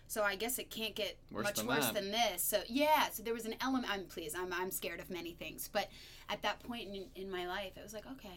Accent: upstate New York, United States; moved away as an adult; also born or lived in Chicago; I'm from upstate New York

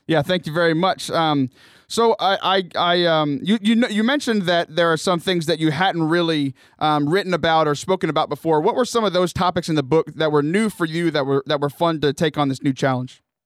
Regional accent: Houston, Texas, United States; also born or lived in Corpus Christi / Bryan College Station; I grew up in the Houston area.

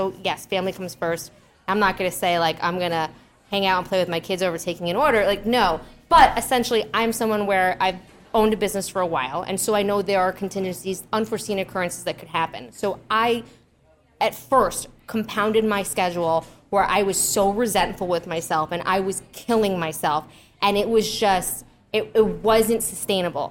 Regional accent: New York, United States; I'm from New York

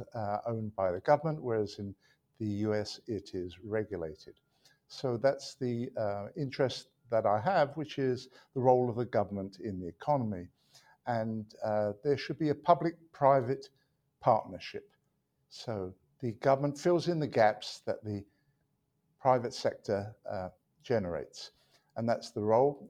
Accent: London, United Kingdom; moved away as an adult; also born or lived in Manchester; now in United States; I was born in London, England

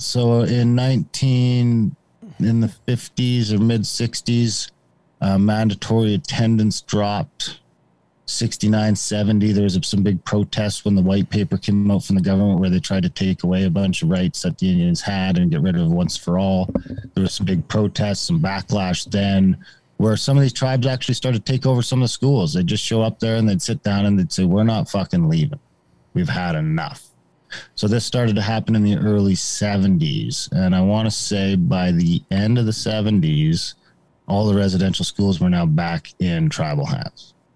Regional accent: Canada; I grew up in Indian country, um, basically in a small town, small mining town that would be an Indian reserve

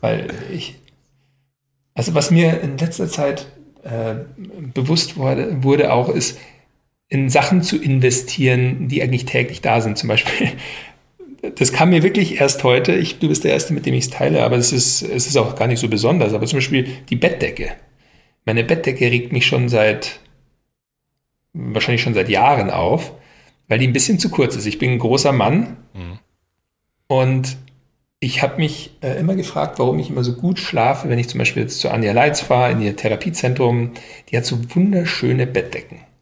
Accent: Upper Bavaria, Germany; moved away as an adult; also born or lived in United States / France; now in Berlin, Germany; nach Oberbayern, wo ich aufgewachsen bin

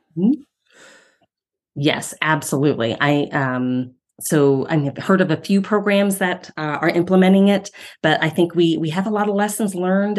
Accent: Ohio, United States; moved away as an adult; now in Denver, United States; I'm from Ohio

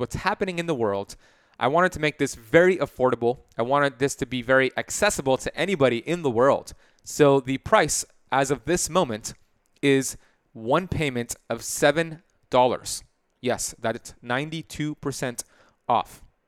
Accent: Miami, Florida, United States; I love it because I'm from Miami.

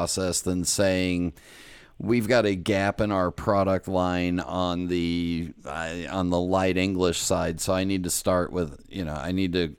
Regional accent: California, United States; I was born in California

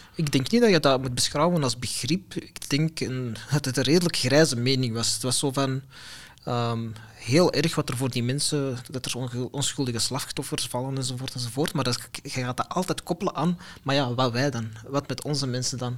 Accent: Antwerp, Flanders, Belgium; ik ben een Belg, ik ben een mhm. Vlaming, ik ben een Antwerpenaar.

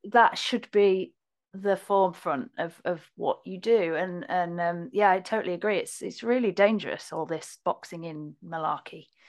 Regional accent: Hull, Yorkshire and the Humber, United Kingdom; Hull, basically. Kingston up on Hull, um, which is in Yorkshire.

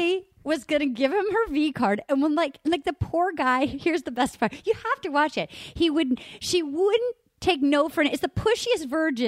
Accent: Rhode Island, United States; We're both from Rhode Island. Little state in the union. We're the biggest little state in the union, Rhode Island.

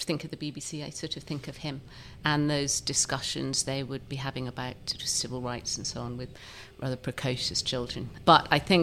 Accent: Kent, South East England, United Kingdom; moved away as an adult; also born or lived in South London; I was from Kent.

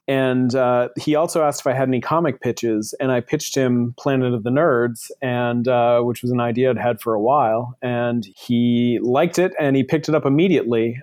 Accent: Buxton, Maine, United States; moved away as an adult; also born or lived in Portland, Maine / Boston / Colorado; now in Seattle, United States; I grew up in Buxton, Maine

